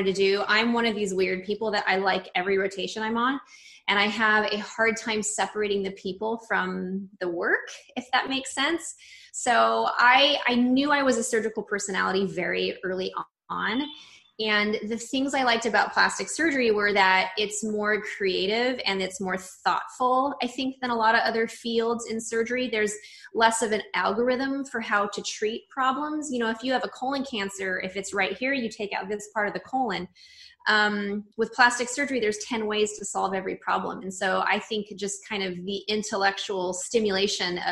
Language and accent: English; Redlands, California, United States; also born or lived in San Diego; now in Los Angeles, United States; I grew up about an hour and a half outside of LA in a town called Redlands. And so I lived in that area through high school